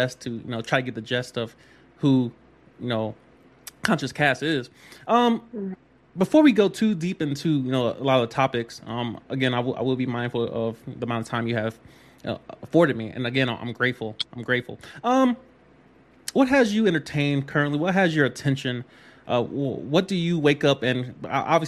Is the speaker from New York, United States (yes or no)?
yes; upstate New York, United States; moved away; also born or lived in Florida; I was raised in upstate New York. I claim New York